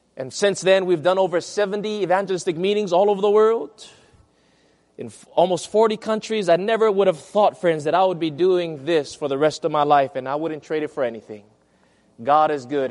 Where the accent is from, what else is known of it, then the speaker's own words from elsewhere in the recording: Hawaii, United States; my hometown in Hawaii